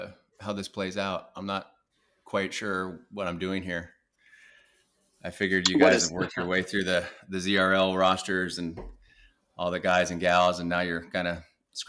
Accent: Alaska, United States; born there; also born or lived in New Jersey / California; So I was born in Alaska. And then we just kind of moved around the country following his career development. So we moved from Alaska to New Jersey to California, up and down the coast of California, back to Alaska.

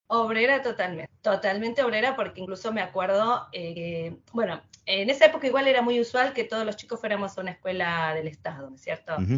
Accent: Quilmes, Buenos Aires Province, Argentina; moved away as an adult; now in London, United Kingdom; nací en Quilmes, crecí en Quilmes, me eduqué en Quilmes, todo en Quilmes

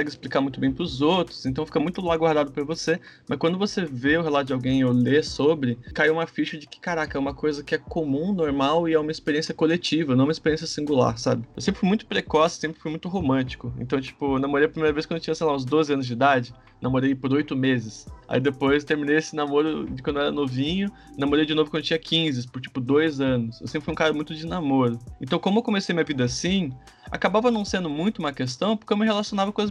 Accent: Manaus, Amazonas, Brazil; born there; Eu nasci em Manaus, mas eu morei em muitos estados já, então sou bem brasileiro, né?

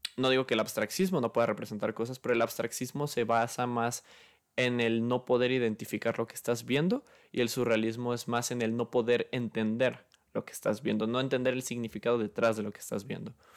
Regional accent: Guadalajara, Jalisco, Mexico; yo soy de Guadalajara

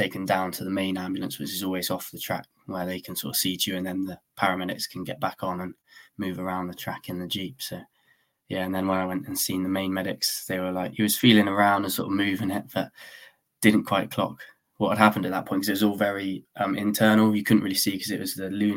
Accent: Weymouth, South West England, United Kingdom; I'm 24, I'm from Weymouth.

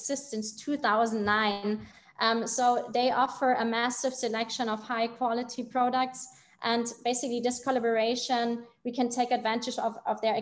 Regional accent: Germany; I'm from Germany

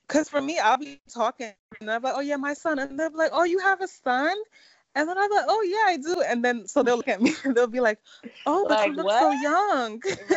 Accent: Nigeria; we're Nigerian

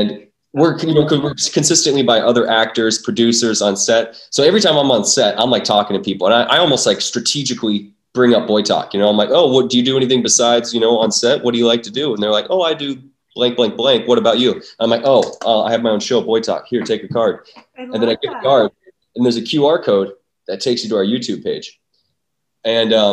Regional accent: North Dakota, United States; Well, I'm from North Dakota. And growing up, there's not a lot to do in North Dakota.

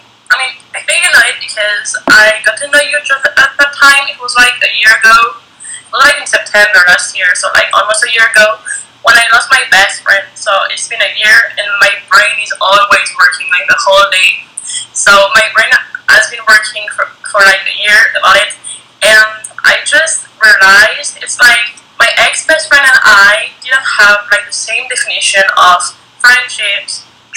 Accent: France; born there; You were born in Spain, I was born in France, so we got, like, a different education

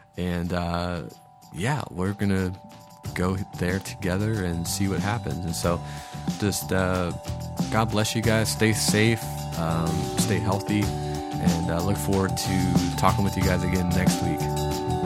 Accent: Minneapolis, Minnesota, United States; now in Sarasota, United States; I was born in Minneapolis in 1983

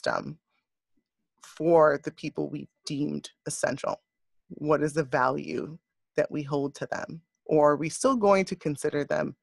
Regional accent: New York, United States; also born or lived in Westchester / The Bronx; being a New Yorker, you know, born and raised in New York, in Westchester and around in the Bronx

